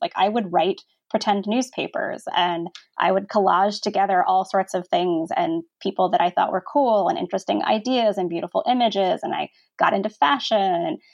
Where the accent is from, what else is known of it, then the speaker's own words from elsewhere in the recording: Virginia Beach, Virginia, United States; I'm from Virginia and I'm from a beach town, Virginia Beach